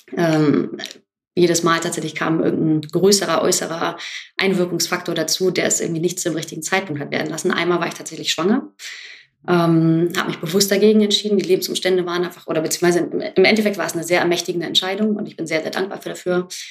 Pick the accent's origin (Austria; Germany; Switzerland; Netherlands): Germany; Hamburg; Ich bin genau wie Virginia in Hamburg aufgewachsen